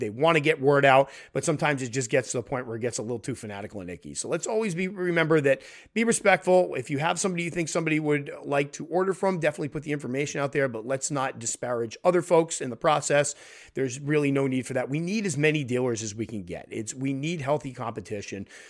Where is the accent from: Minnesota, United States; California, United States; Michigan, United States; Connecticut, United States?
Connecticut, United States; my home state of Connecticut